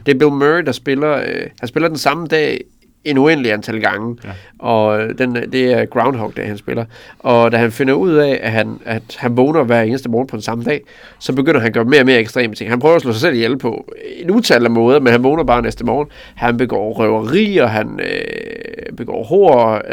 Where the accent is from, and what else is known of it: Tinglev, Southern Jutland, Southern Denmark, Denmark; born or raised there